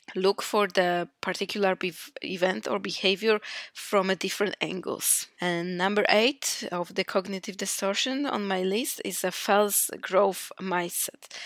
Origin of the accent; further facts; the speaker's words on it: Poland; moved away as an adult; now in Iceland; I am from Poland.